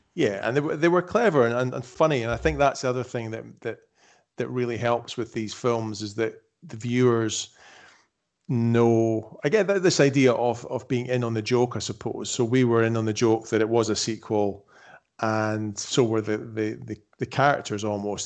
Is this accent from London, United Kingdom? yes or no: no; Edinburgh, Scotland, United Kingdom; moved away; I'm from Edinburgh, I was born in Edinburgh, by that point we were living in the Highlands of Scotland.